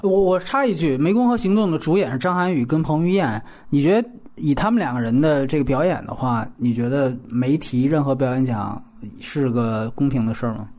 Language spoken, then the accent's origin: Chinese; China; 咱们大陆人